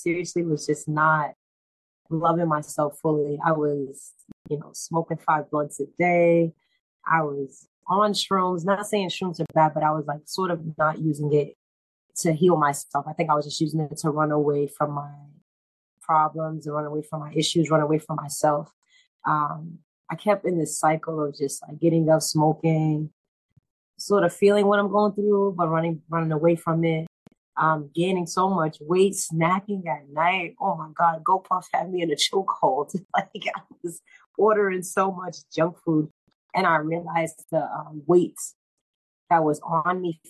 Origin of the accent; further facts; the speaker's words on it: Boston, Massachusetts, United States; I'm from Boston, Roxbury to be exact.